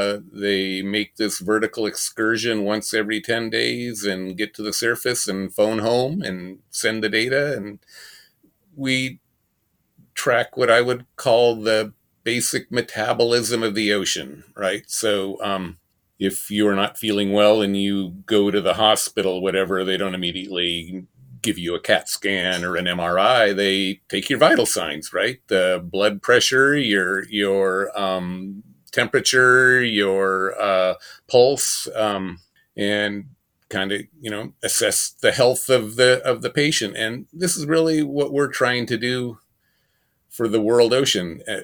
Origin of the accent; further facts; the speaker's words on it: Pacific Northwest, United States; I grew up in the Pacific Northwest, and family members had commercial fishing boats, and I went to sea as a salmon fisherman at age 13